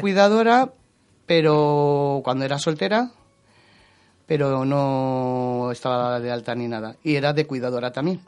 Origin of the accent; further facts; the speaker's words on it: Madrid, Community of Madrid, Spain; yo soy de San Cristóbal de los Ángeles, soy madrileña